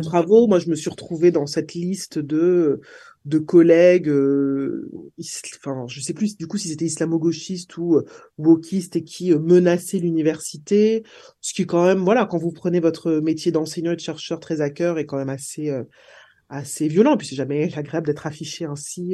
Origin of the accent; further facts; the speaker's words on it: Martinique; J'ai grandi en Martinique